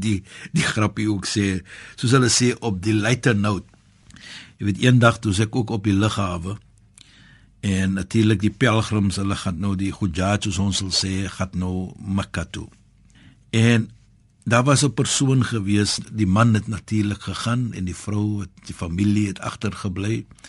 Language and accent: Afrikaans; South Africa; Ek as 'n Suid-Afrikaner